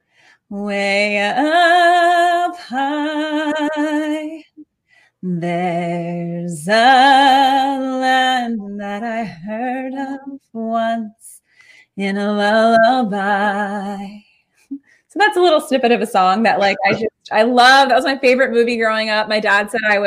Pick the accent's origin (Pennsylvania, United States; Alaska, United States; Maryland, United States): Maryland, United States; Baltimore; also born or lived in Spain; I live, born and raised in Baltimore, Maryland